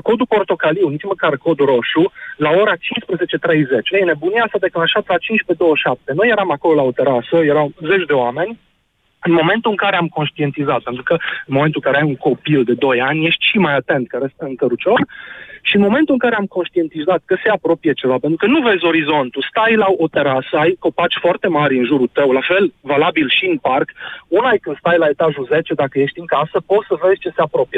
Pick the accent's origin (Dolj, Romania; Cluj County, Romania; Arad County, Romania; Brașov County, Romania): Arad County, Romania; Arad; Sunt din Arad